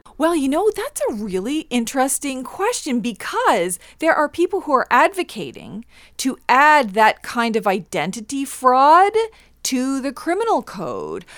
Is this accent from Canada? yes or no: yes; Canada; I'm from the Mi'kmaq Nation